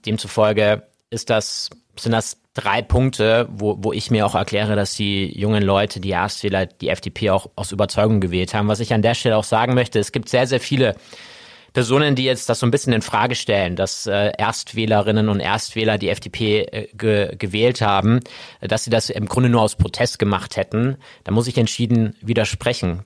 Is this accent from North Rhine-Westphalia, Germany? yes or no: no; Augsburg, Bavaria, Germany; Ich bin gebürtiger Augsburger, bin hier geboren, bin hier aufgewachsen, genau genommen in Hornstetten